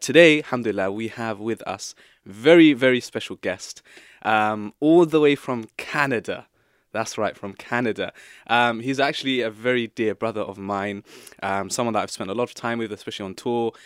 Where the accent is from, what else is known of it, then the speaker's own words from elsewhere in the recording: England, United Kingdom; we here as people i, in Britain, as English people